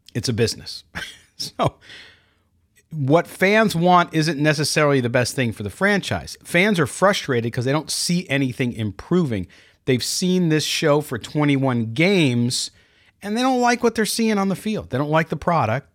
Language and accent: English; Chicago, Illinois, United States; I was born in Chicago